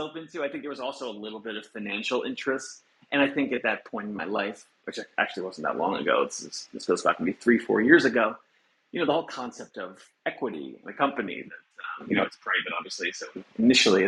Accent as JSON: {"language": "English", "area": "Long Island", "region": "New York", "country": "United States", "tie": "born or raised there", "also_born_or_lived": "Buffalo, New York", "said": "I grew up in the suburbs of Long Island, maybe like an hour outside New York City"}